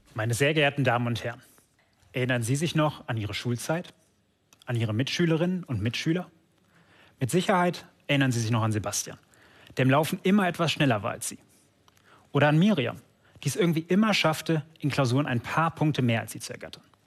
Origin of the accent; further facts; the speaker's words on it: Germany; hier bei uns in Deutschland